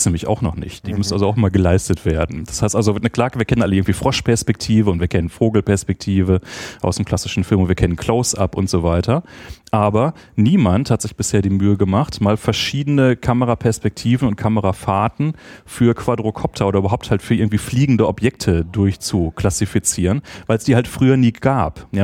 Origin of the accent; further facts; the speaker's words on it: Bochum, North Rhine-Westphalia, Germany; moved away as an adult; also born or lived in Essen / Göttingen; now in Berlin, Germany; in Essen, was ein bisschen schrecklich ist. Ähm, und aber dann nach einem Jahr nach Bochum gezogen, was natürlich äh, viel cooler ist.